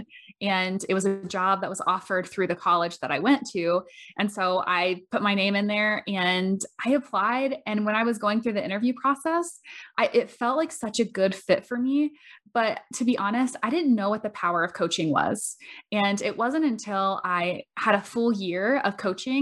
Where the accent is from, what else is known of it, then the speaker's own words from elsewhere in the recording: Bushnell, Florida, United States; I'm originally from Bushnell, Florida